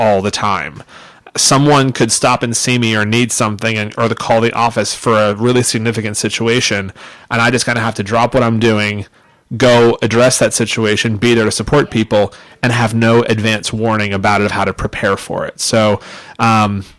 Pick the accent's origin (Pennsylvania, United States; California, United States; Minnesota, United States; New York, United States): Pennsylvania, United States; Pittsburgh; moved away; I'm originally from Pittsburgh